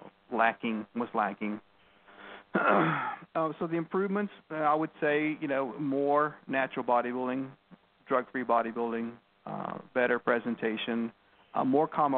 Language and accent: English; Texas, United States; I grew up here in Texas, you know, in this area